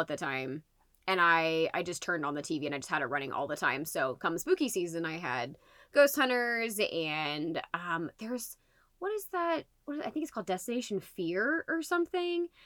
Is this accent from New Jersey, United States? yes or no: no; Liston, Indiana, United States; I grew up in Liston, Indiana